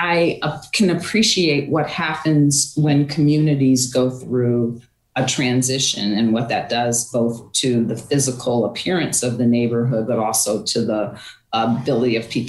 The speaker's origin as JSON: {"language": "English", "town": "Waterbury", "region": "Connecticut", "country": "United States", "tie": "born or raised there", "said": "I actually grew up in the north end of Waterbury"}